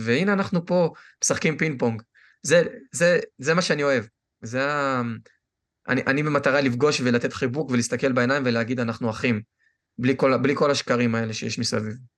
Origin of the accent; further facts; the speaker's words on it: Israel; moved away; אני ישראלי 100%